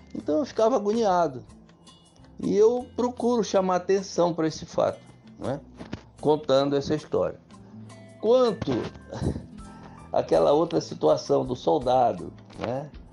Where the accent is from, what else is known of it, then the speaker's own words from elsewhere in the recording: Juruti, Pará, Brazil; also born or lived in Óbidos / Santarém / Belém; a infância que eu passei no Paraná da Dona Rosa, no município de Juruti, onde eu fiquei até 10 anos de idade